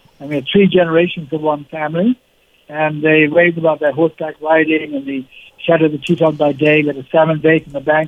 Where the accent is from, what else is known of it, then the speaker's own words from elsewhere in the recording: Kenya; I'm a Kenyan. I was born, brought up, went to school there.